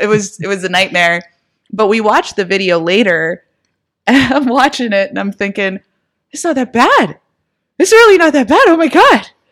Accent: Erie, Pennsylvania, United States; my hometown, Erie, Pennsylvania

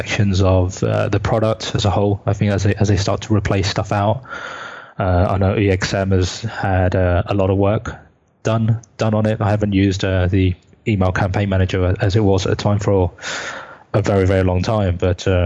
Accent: United Kingdom; the other UK folk

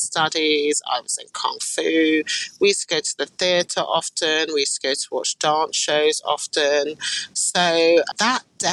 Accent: London, United Kingdom; also born or lived in Brooklyn, New York, United States / Wembley, London; I am from Queen's Park, West London originally, which has a very heavy Caribbean influence.

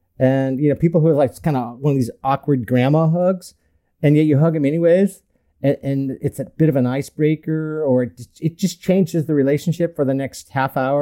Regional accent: North Orange County, California, United States; I grew up in North Orange County, big Irish Catholic family, 8 kids

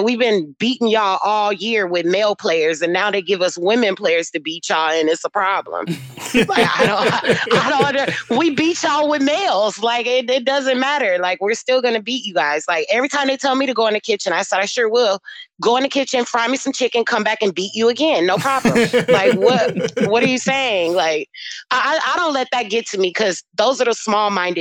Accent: United States; accent: African American; my accent is strong, so they know that I'm African American

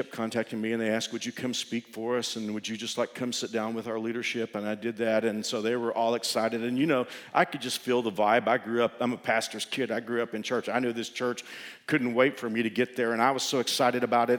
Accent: Fort Worth, Texas, United States; moved away as an adult; And I'm a Texan. And look, God's going to leave me in Fort Worth, in my hometown.

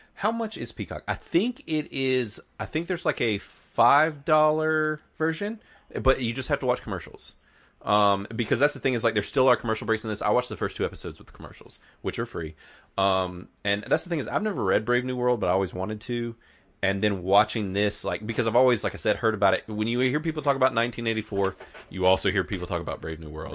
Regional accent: the South, United States; We are from the South

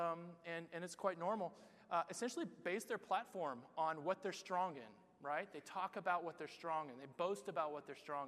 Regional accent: United States; moved away as an adult; now in Barcelona, Spain; I'm from America

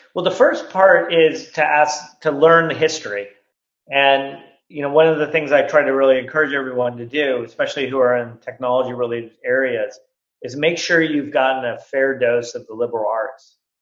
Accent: Silicon Valley, California, United States; I grew up here in Silicon Valley

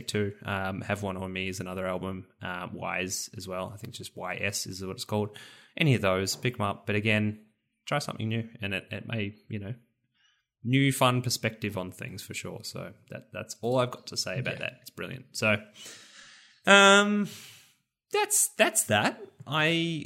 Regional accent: Rosebud, Victoria, Australia; my home, or one of my hometown, or near my hometown, Rosebud

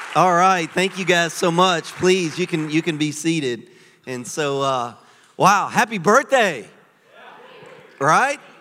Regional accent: Louisiana, United States; moved away as an adult; now in Florida, United States; I am originally from Louisiana. Cajuns.

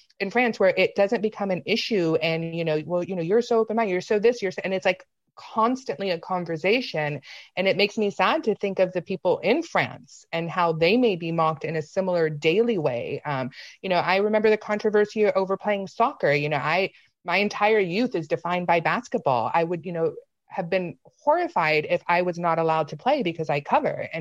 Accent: United States; as an American

